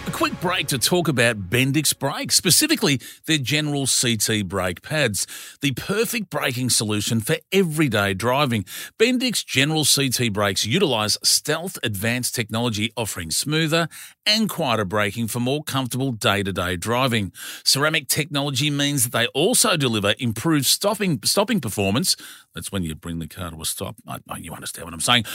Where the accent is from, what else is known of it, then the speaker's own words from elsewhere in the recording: Australia; as an Australian